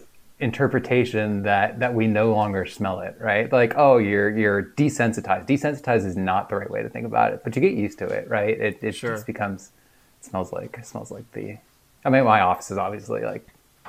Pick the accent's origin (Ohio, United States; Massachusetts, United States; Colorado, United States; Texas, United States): Ohio, United States; you and I grew up inland in Ohio